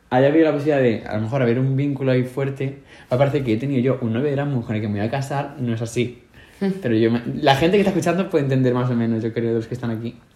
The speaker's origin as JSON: {"language": "Spanish", "country": "Spain", "lives_now": "Sweden", "said": "aquí todo el mundo maneja unas cantidades, los únicos que miramos el dinero de las cosas somos los españoles."}